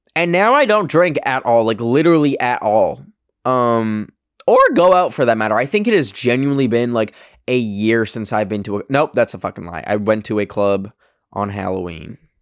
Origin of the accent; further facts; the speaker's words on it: Alberta, Canada; now in United States; the clubs in my hometown are all fucking like cowboy themed and like like uh like rodeo vibes um cuz it's Alberta, Canada